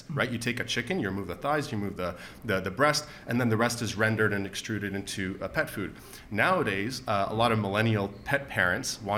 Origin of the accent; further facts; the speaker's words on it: Canada; our status as Canadian citizens